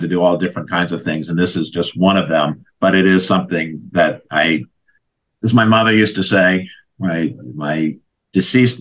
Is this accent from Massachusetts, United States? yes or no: no; Washington, District of Columbia, United States; My parents owned restaurants in my hometown of Washington, D.C., when I was growing up long time ago.